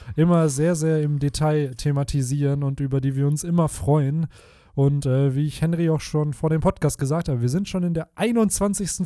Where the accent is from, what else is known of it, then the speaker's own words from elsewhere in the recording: Bielefeld, North Rhine-Westphalia, Germany; hier bei uns in Bielefeld betrachtet, so voll viele Orte, wo ich als Kind gespielt habe